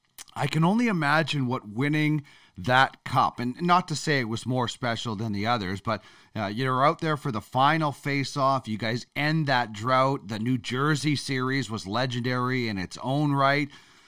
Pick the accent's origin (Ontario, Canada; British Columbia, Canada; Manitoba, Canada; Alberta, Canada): Manitoba, Canada; Brandon; I grew up in Brandon